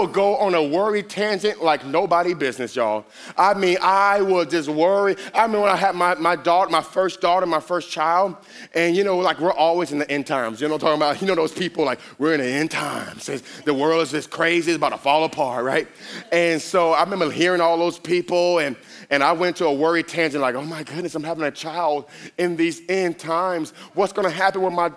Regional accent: Miami, Florida, United States; I'm a Miami boy. I am from Miami

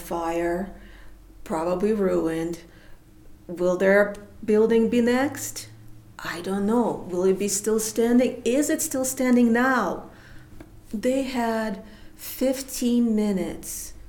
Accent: Kharkiv, Kharkiv Oblast, Ukraine; moved away; the downtown, those are the streets I walked to my school.

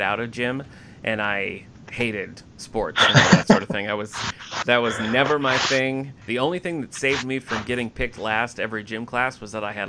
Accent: Michigan, United States; moved away as an adult; now in Rochester, United States; I'm originally from Michigan, so this is a little bit. I'm about 8 hours from my hometown. Came here for college and then just stuck around ever since

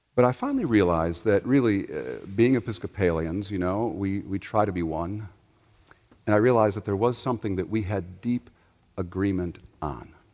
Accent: Chicago, Illinois, United States; moved away; also born or lived in the South (US); Growing up in Chicago

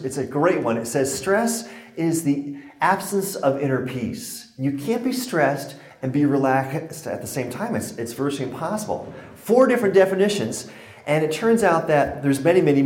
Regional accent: Connecticut, United States; now in Colorado, United States; I was born and raised in Connecticut, so it's great to be back in New England, but I now live in Colorado

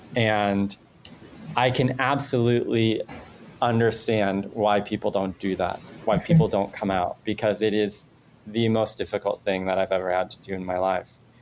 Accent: Mexico; English is a second language; moved away; I am an immigrant. I'm Mexican. I was not a, a like English was not my first language

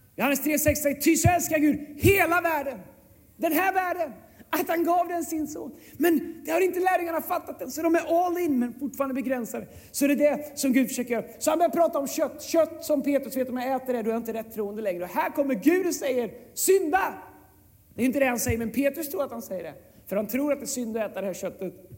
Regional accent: Sweden; oss svenskar

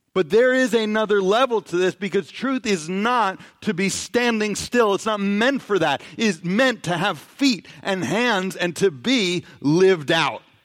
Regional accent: New York City, New York, United States; growing up in New York City

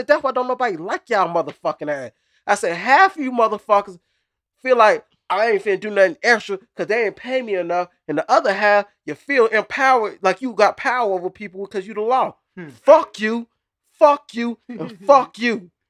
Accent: Texas, United States; I'm from Texas.

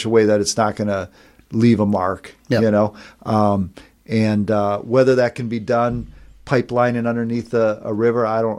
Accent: North Dakota, United States; also born or lived in Bozeman, Montana; as growing up in North Dakota

